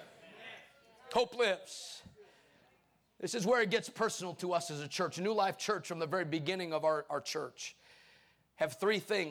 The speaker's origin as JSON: {"language": "English", "town": "Chicago", "region": "Illinois", "country": "United States", "moved": "yes", "lives_now": "Arkansas, United States", "said": "I'm just a short preacher, originally from Chicago, but born, now spiritually born and bred in Arkansas"}